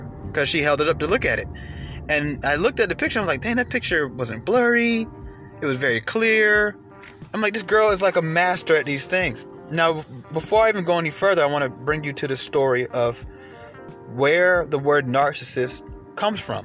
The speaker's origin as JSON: {"language": "English", "country": "United States", "said": "we're American"}